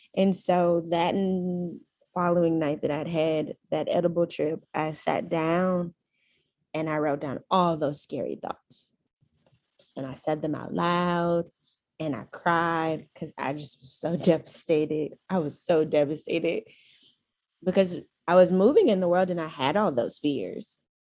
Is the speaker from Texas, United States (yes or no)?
yes; Houston, Texas, United States; I am from Houston, Texas